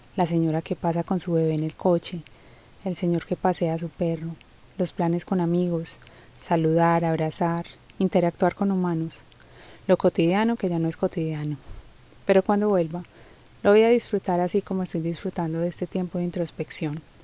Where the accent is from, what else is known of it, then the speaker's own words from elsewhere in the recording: Colombia; como decimos en mi país, guadua